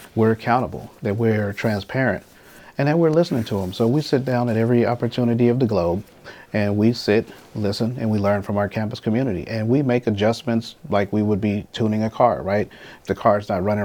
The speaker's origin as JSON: {"language": "English", "town": "Los Angeles", "region": "California", "country": "United States", "tie": "born or raised there", "said": "As a young man growing up in South"}